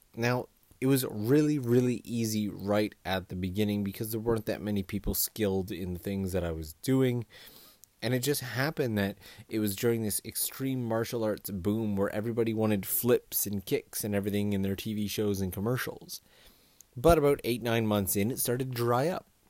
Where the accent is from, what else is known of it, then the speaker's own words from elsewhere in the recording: Kitchener-Waterloo, Ontario, Canada; moved away as an adult; also born or lived in Toronto; now in Japan; I come from Canada, and I come from a mid-sized town called K W. It's, it's not the biggest town in the world